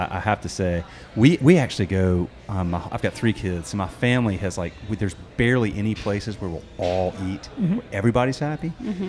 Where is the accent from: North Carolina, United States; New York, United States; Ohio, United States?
North Carolina, United States; Charlotte; I grew up in Charlotte.